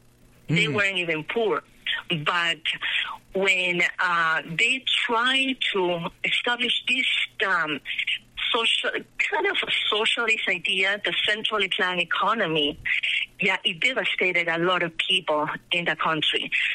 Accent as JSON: {"language": "English", "country": "Peru", "tie": "born or raised there", "second_language": "English", "moved": "as an adult", "lives_now": "Colorado, United States"}